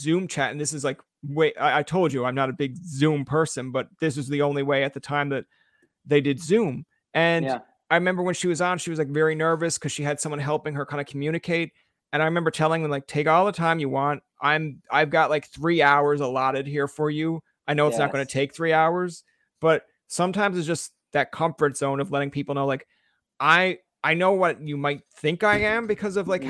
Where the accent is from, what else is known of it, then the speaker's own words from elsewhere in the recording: Newfoundland and Labrador, Canada; I'm a Newfoundlander born and raised